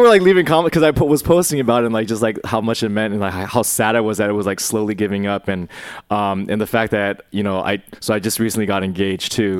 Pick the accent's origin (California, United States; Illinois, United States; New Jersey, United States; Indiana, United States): California, United States; Bay Area; I grew up in, I grew up in the Bay Area, um, in a mostly, like, uh, white suburb